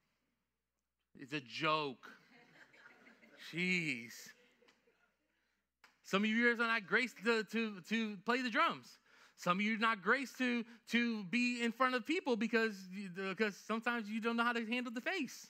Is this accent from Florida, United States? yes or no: yes; Lakeland, Florida, United States; also born or lived in New York; I grew up in Lakeland. I can tell you all day I was born in New York. But I'm from Lakeland, Florida